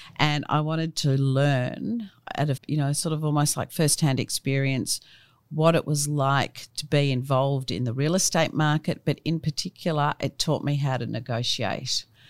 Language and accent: English; Melbourne, Victoria, Australia; I grew up in Brighton, in Melbourne, and funnily enough, my family had been there since the eighteen fifties.